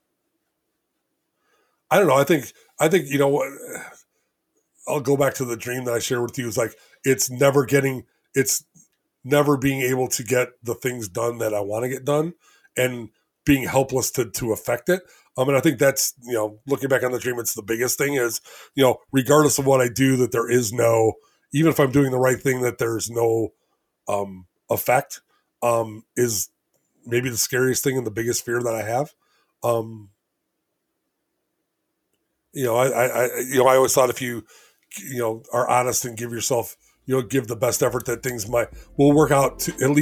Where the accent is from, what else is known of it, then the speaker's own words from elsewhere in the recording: Elgin, Illinois, United States; I'm from Elgin, Illinois.